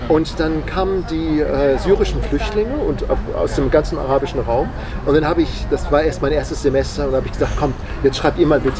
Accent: Hanover, Lower Saxony, Germany; Also ich bin in Hannover groß geworden und da, hat man, da, da reden die Hannoveraner nichts gegen die Hannoveraner. Äh, aber die reden immer so auf einer Tonhöhe.

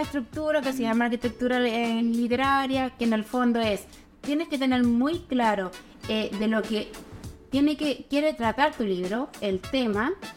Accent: Santiago, Santiago Metropolitan Region, Chile; moved away as an adult; also born or lived in Curauma, Valparaíso; now in Valparaíso, Chile; vivo en Curauma, Valparaíso, pero yo soy santiaguina

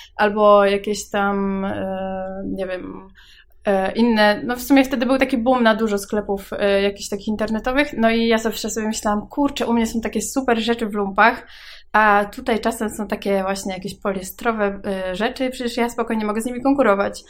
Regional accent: Włocławek, Kuyavian-Pomeranian Voivodeship, Poland; ja pochodzę z Włocławka

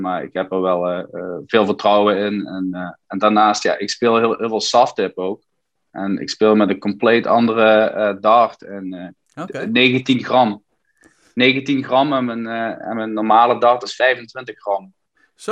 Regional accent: Limburg, Netherlands; now in United States; ik, blijf wel Nederlander in hart en nieren

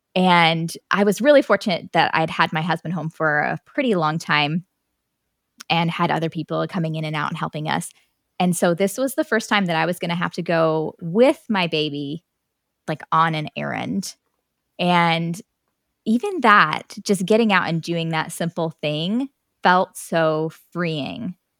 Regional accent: Illinois, United States; moved away as an adult; now in Tennessee, United States; I grew up in Illinois

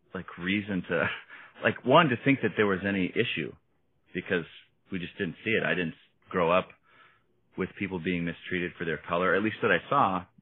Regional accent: Oshkosh, Wisconsin, United States; now in Minneapolis, United States; to grow up where we grew up in Oshkosh

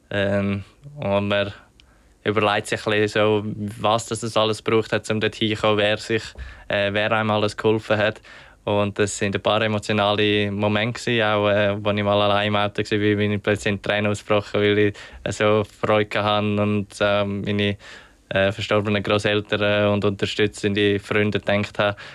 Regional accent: Switzerland; als Schweizer hat man natürlich, als junger Schweizer hat man eher mal eine Gelegenheit

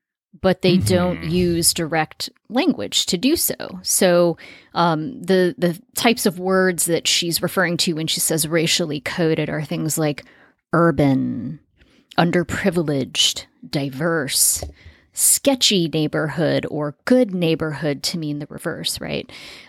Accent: Las Vegas, Nevada, United States; when I was growing up in Las Vegas, I lived in a, you know, lower middle class neighborhood in an area of town that's definitely considered the suburbs.

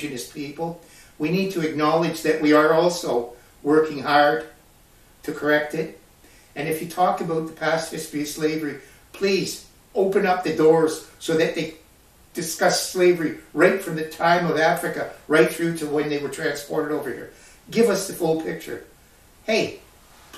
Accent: Canada; this is my country. Every one of us is a Canadian

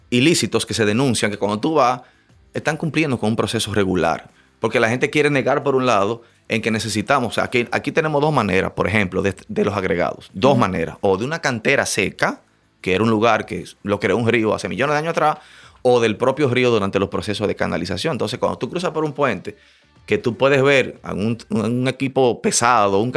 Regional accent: Dominican Republic; como dominicanos

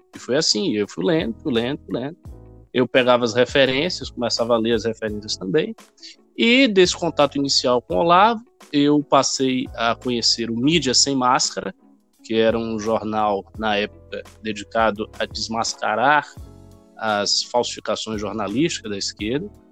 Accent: Salvador, Bahia, Brazil; moved away as an adult; now in São Paulo, Brazil; eu nasci em Salvador, no estado da Bahia, e vivi por lá a minha vida inteira, na verdade. Eu nunca, nunca morei em outro lugar, com exceção agora aqui de São Paulo, bem recentemente.

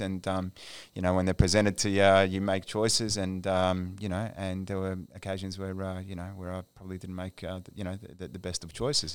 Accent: Melbourne, Victoria, Australia; moved away; I'm of Egyptian heritage, born and raised in Melbourne

